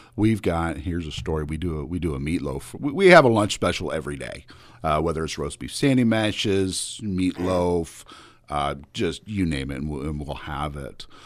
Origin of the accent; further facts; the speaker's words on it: Smithshire, Illinois, United States; also born or lived in Quincy / Quad Cities; I, am just a small town boy, uh, born and raised in Smithshire